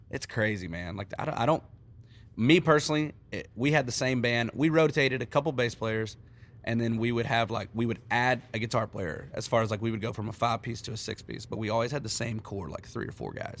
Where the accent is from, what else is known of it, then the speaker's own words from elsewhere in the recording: Texas, United States; moved away as an adult; now in Nashville, United States; growing up in Texas